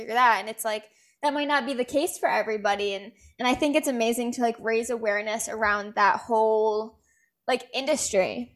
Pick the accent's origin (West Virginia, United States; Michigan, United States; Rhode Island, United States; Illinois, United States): Rhode Island, United States; moved away; I'm from Rhode Island